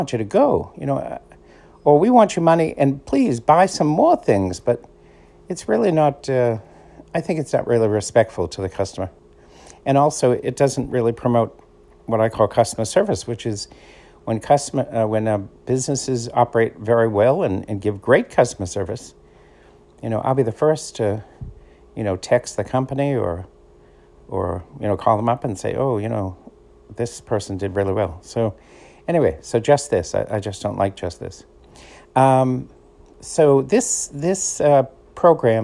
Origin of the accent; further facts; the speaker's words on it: Boston, Massachusetts, United States; accent: Boston; moved away as an adult; now in New Jersey, United States; I'm Irish, grew up in Boston, half my life in Boston, now the other half in New Jersey. People say, I have what's called a Boston accent